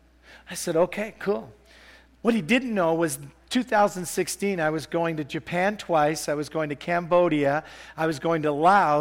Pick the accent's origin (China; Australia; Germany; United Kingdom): United Kingdom; England; now in Canada; I'm English.